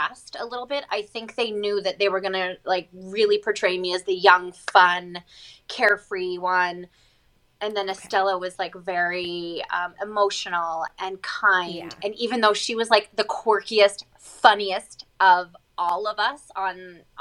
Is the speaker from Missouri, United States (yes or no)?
no; Chicago, Illinois, United States; moved away as an adult; now in Calgary, Canada; I grew up in Chicago, like I said, and I was a child actress slash model